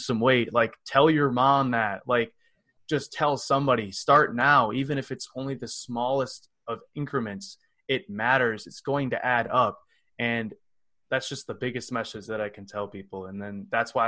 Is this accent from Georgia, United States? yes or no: no; Cottage Grove, Wisconsin, United States; I come from Cottage Grove, Wisconsin, which is a little city outside of Madison